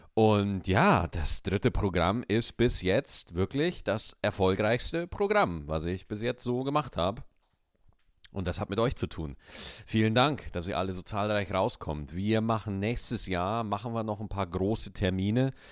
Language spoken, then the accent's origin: German; Bogen, Bavaria, Germany; moved away; also born or lived in North Rhine-Westphalia; Oberalteich, wo ich geboren, wo ich herkomme, äh, Oberalteich in der Nähe vom Bogen.